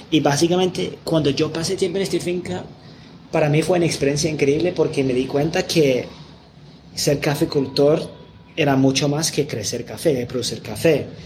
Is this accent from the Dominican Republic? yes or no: no; England, United Kingdom; Spanish is a second language; aunque yo soy de Inglaterra y no soy gringo